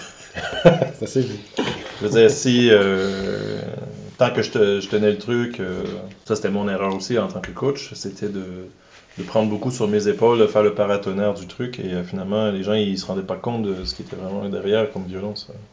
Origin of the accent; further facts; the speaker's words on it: Quebec, Canada; accent: Québécois; j'ai un accent québécois